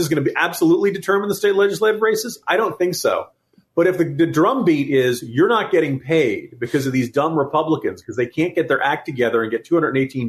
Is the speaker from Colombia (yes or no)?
no; Virginia, United States; my home state of Virginia